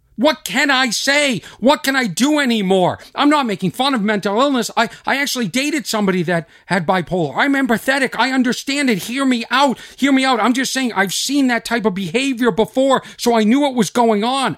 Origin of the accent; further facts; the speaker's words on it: Boston, Massachusetts, United States; accent: Boston; my Boston accent